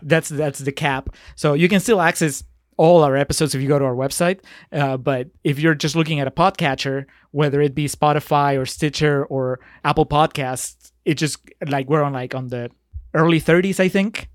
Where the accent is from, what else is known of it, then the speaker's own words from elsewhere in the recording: Peru; moved away; I'm from Peru